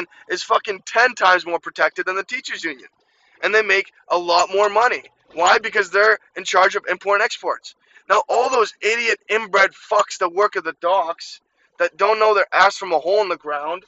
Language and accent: English; Ukraine; moved away; I grew up in Ukraine